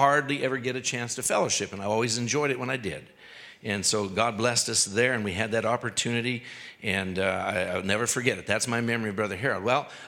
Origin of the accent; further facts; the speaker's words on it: Canada; this white guy from the cities or from Canada